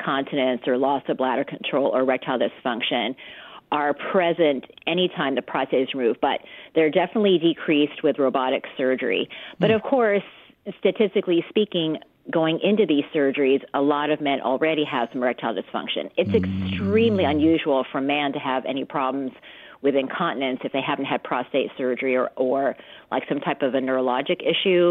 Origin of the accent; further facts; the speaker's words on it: Loma Linda, California, United States; I am from actually Loma Linda, believe it or not. So I grew up here in the Inland Empire